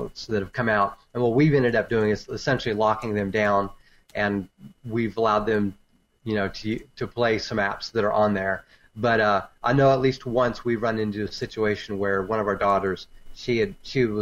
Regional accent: Texas, United States; I'm from Texas.

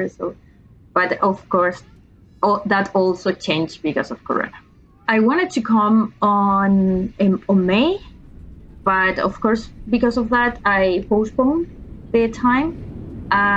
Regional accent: Chile; English is a second language; moved away as an adult; now in Ireland; I'm from Chile. I'm 32 years old. And I came to Ireland because I wanted to take an English course.

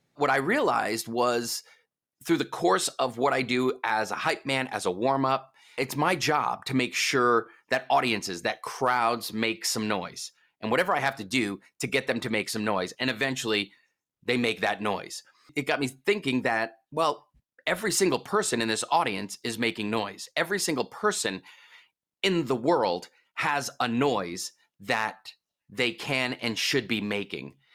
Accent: East Coast, United States; I'm from the East Coast.

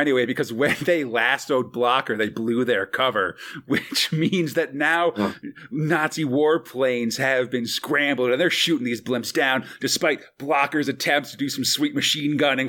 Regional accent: East Coast, United States; now in California, United States; I grew up on the East Coast

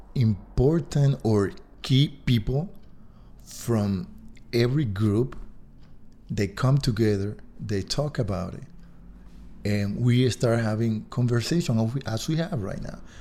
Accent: Dominican Republic; moved away as an adult; now in Park City, United States; I'm originally from the Dominican Republic, but I've been here for close to ten years.

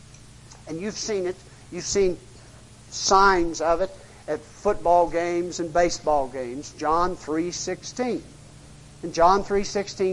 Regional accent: United States; I'm American, middle class

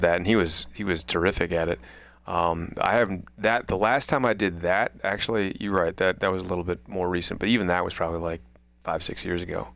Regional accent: Midwest, United States; I was a kid from the Midwest

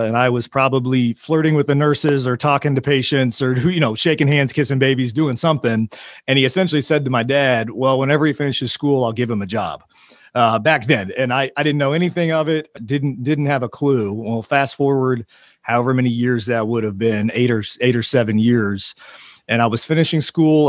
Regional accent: Oklahoma City, Oklahoma, United States; also born or lived in Tulsa, Oklahoma; moving me back to Oklahoma City, which is where I grew up, my hometown, and where I currently am

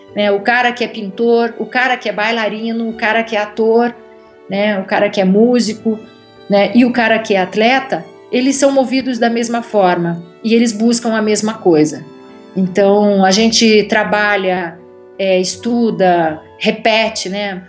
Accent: Curitiba, Paraná, Brazil; moved away as an adult; also born or lived in Rio de Janeiro; now in Germany; eu ia para Curitiba, porque eu sou de lá

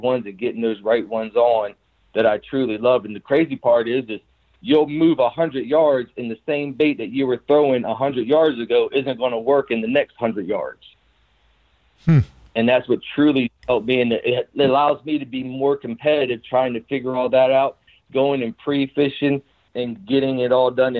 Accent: South Carolina, United States; growing up in the South, in South Carolina

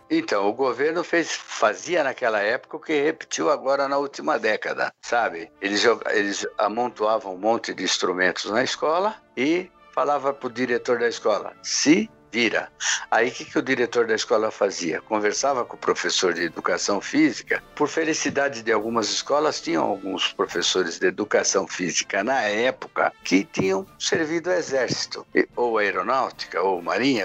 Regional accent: São Paulo, Brazil; also born or lived in Mairiporã; Eu fui nascido e criado na Casa Verde

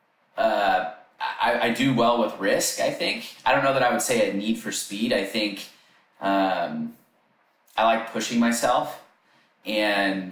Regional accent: Sacramento, California, United States; I grew up in Northern California, so Sacramento area.

